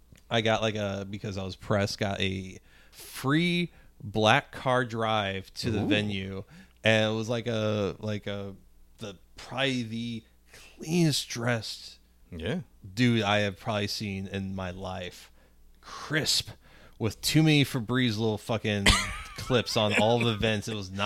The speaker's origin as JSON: {"language": "English", "town": "Spanish Lake", "region": "Missouri", "country": "United States", "tie": "born or raised there", "said": "the street I grew up on in Spanish Lake has like burned out houses on it now."}